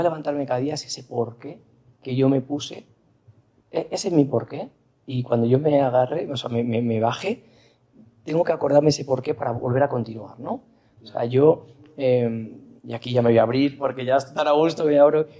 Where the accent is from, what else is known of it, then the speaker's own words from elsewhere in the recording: Seville, Andalusia, Spain; also born or lived in Madrid; Prontito me fui a Sevilla porque mi mamá es sevillana